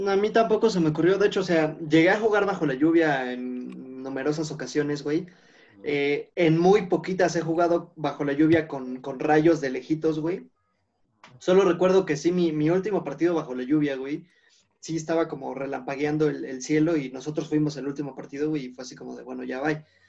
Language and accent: Spanish; Sultepec, State of Mexico, Mexico; en mi pueblito, güey, en mi ranchito